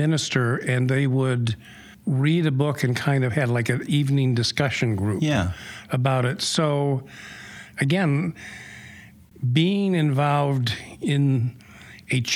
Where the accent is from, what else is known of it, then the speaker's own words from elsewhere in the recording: Rockford, Michigan, United States; moved away as an adult; also born or lived in Grand Rapids, Michigan / Holland; we grew up in the Grand Rapids area until about fourth grade, and then we moved to Rockford. So I grew up in Rockford when it was a small town